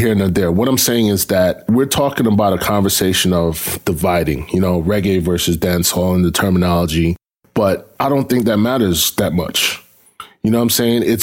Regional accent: New York City, New York, United States; I grew up in Brooklyn.

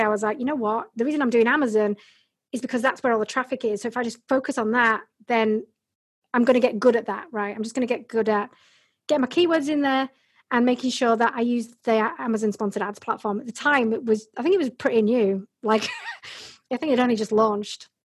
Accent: Bradford, Yorkshire and the Humber, United Kingdom; also born or lived in Hull; I was born and bred in Yorkshire in England, in Bradford.

